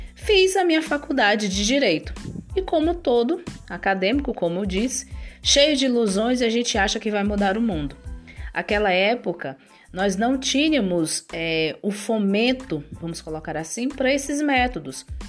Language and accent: Portuguese; São Luís, Maranhão, Brazil; moved away as an adult; now in Brasília, Brazil; eu sou maranhense, nascida em São Luís do Maranhão